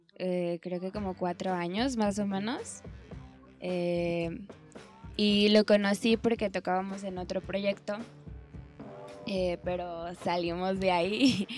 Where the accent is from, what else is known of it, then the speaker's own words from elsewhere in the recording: Baja California, Mexico; moved away; yo soy de Baja California